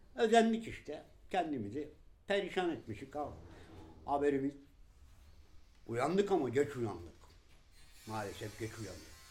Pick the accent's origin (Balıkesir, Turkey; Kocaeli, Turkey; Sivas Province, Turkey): Balıkesir, Turkey; now in Istanbul, Turkey